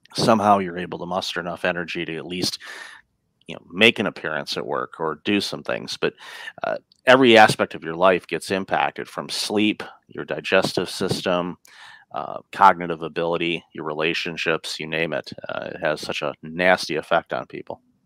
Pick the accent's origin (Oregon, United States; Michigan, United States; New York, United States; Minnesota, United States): Michigan, United States; Detroit; moved away as an adult; also born or lived in Windsor, Ontario, Canada; now in Canada; I grew up in the Detroit area and immigrated to Canada in 2004